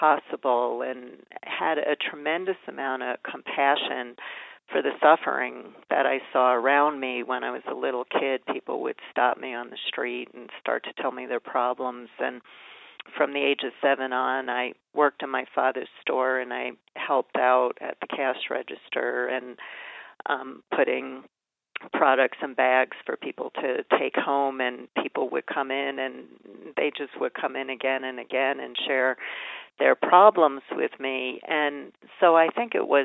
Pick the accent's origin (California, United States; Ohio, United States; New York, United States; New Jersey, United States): New York, United States; I grew up in New York